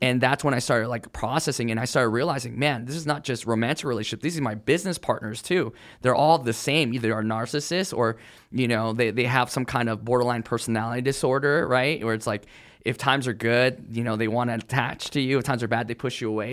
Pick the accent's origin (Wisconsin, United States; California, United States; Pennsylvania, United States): California, United States; I grew up in California